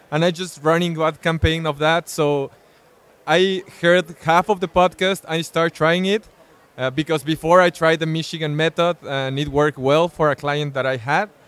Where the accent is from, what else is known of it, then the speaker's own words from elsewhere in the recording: Cancun, Quintana Roo, Mexico; I'm from Cancun, Mexico.